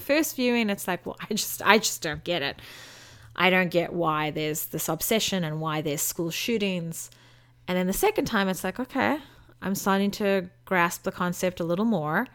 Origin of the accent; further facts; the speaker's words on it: South Africa; moved away as an adult; now in United States; as a South African, who's coming to live in America, who's been here for 11 years, which is only a third of my life